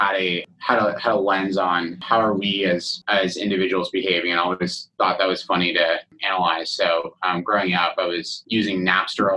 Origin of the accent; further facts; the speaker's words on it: Mountain View, California, United States; also born or lived in Stanford; growing up in the heart of Silicon Valley, I was born in Stanford, grew up in Mountain View